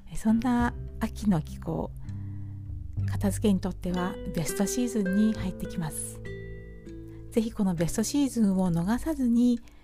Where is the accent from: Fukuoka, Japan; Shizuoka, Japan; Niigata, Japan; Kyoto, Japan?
Shizuoka, Japan; Hamamatsu; 私の住む地元浜松市